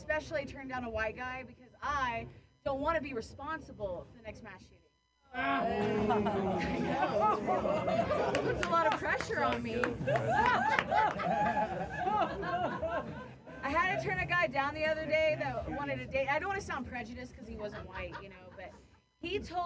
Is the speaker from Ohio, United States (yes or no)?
yes; Ohio, United States; moved away; also born or lived in San Francisco; I grew up with lesbian parents in Ohio